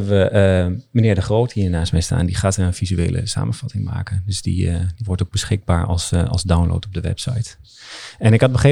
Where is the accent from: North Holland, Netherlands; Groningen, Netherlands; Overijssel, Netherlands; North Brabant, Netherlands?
Overijssel, Netherlands; Oldenzaal